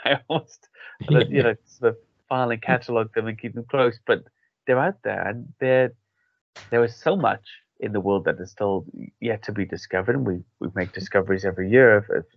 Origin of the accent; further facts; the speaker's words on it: Wales, United Kingdom; now in England, United Kingdom; I'm from an Irish and English background, but I grew up in Wales, I live in England now